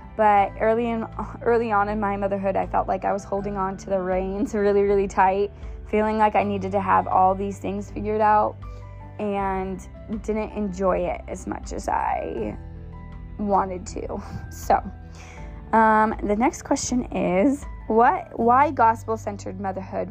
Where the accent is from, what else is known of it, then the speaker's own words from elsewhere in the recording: Bellingham, Washington, United States; I was born in Bellingham and I was raised in Bellingham